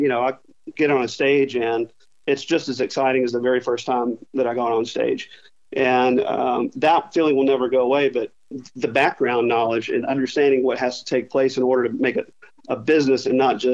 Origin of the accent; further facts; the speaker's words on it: Arkansas, United States; also born or lived in Charlotte, North Carolina; I spent the first 4 or 5 years in Charlotte, then ended up in Little Rock and Fayetteville in Arkansas.